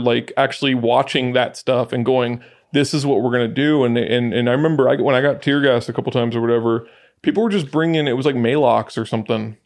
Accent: Athens, Attica, Greece; moved away; also born or lived in Galifaga (hometown suburb), Greece; I grew up around Athens

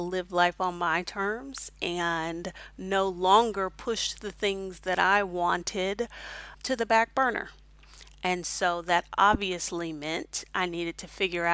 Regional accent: Houston, Texas, United States; moved away as an adult; also born or lived in Honduras / Mexico / Kuwait; now in Hefei, China; I'm originally from Houston, Texas, and I currently live in Hefei, China

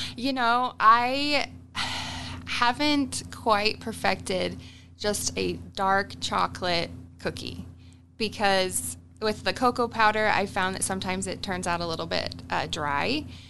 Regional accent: Utah, United States; moved away as an adult; now in Omaha, United States; so me and my family, we're from Utah.

